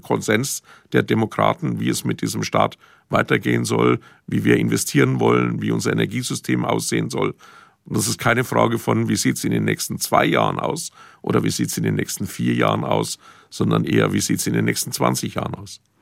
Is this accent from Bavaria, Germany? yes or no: yes; Franconia, Bavaria, Germany; bei uns in Franken